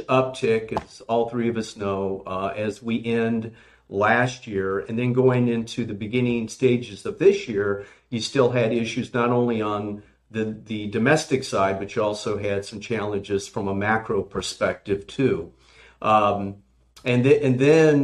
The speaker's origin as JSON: {"language": "English", "region": "California", "country": "United States", "moved": "yes", "lives_now": "Virginia, United States", "said": "I'm from California"}